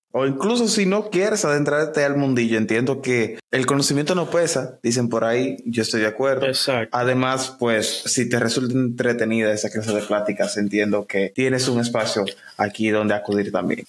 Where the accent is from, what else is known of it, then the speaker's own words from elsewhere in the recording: Santiago de los Caballeros, Santiago, Dominican Republic; Soy oriundo de Santiago, vivo en República Dominicana